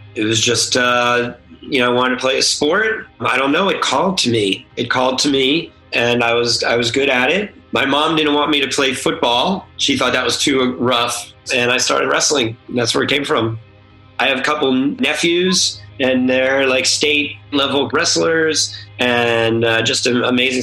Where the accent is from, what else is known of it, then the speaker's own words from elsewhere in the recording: Mount Holly, New Jersey, United States; also born or lived in San Diego; now in Los Angeles, United States; originally, I'm from New Jersey, Holly, New Jersey, on the East Coast in the United States, just outside of uh, Philadelphia. My dad's a pharmacist, so I grew up in a pharmacy.